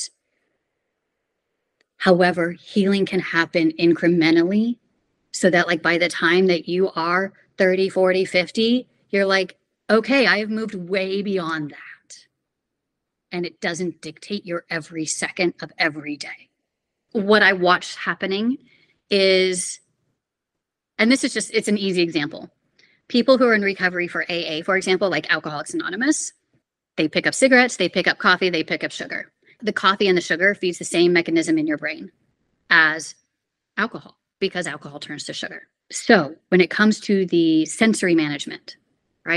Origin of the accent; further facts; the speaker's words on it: Houston, Texas, United States; moved away; I'm originally from Houston, Texas